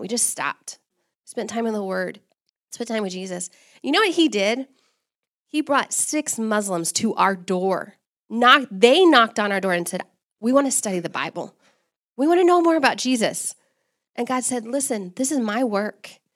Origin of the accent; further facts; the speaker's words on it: Texas, United States; moved away as an adult; also born or lived in Sudan / Kenya; now in Comoros; I'm actually from Texas